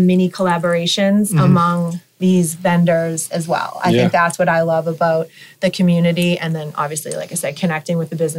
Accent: Hanover, United States; I grew up here in Hanover.

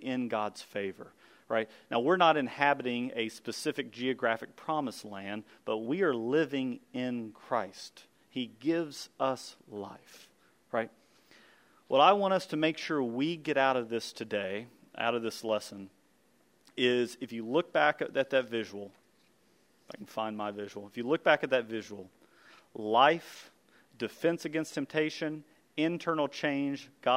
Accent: United States; as American men

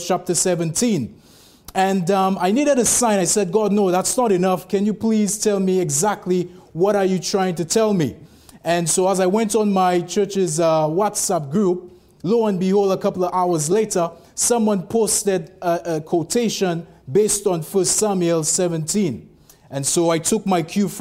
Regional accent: St. Lucia; moved away; I'm actually originally from the West Indies, from St. Lucia.

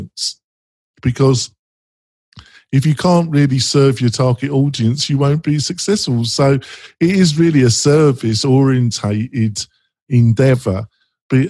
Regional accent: England, United Kingdom; moved away as an adult; now in United States; I was brought up in Britain, in England, and I still classify myself as very English.

